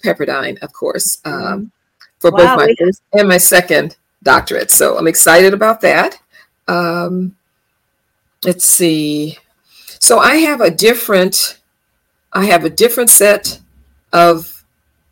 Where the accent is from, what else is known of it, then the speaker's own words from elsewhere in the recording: Los Angeles, California, United States; I was born and raised in Los Angeles, California